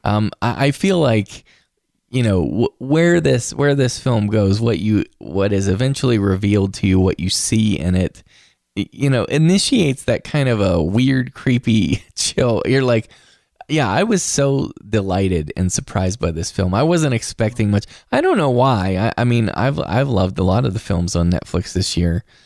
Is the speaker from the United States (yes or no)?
yes; West Virginia, United States; moved away; visiting home in West Virginia. I saw it in my hometown theater